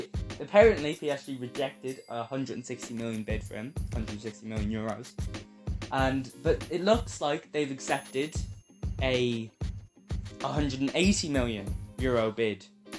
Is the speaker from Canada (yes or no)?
no; North Macedonia; Of course, we're from North Macedonia, so